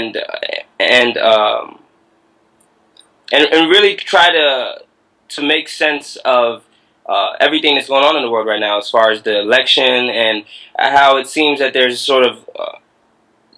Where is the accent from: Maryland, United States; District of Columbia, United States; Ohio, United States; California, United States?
Maryland, United States; Prince George's County; I grew up in Atlanta, Maryland. It's really a little-known town in PG County